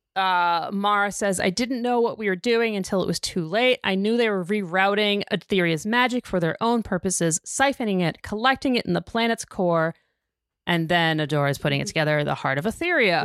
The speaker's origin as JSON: {"language": "English", "country": "United States", "said": "I'm an American"}